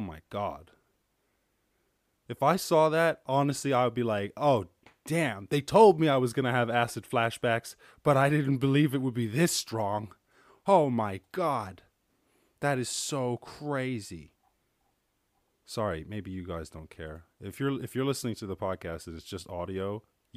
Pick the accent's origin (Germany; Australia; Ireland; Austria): Ireland; I'm from Ireland.